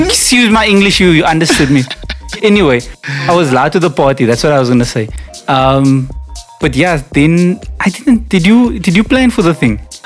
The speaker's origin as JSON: {"language": "English", "town": "Cape Town", "region": "Western Cape", "country": "South Africa", "tie": "born or raised there", "said": "it's Rondebosch East. I grew up in proper Rondebosch East in the avenues"}